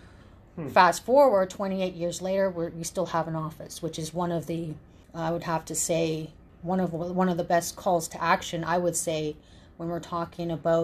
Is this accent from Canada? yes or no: yes; Toronto, Ontario, Canada; born or raised there; also born or lived in Lac Seul, Ontario